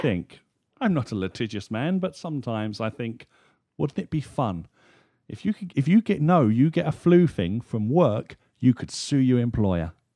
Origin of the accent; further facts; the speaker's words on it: United Kingdom; being a Brit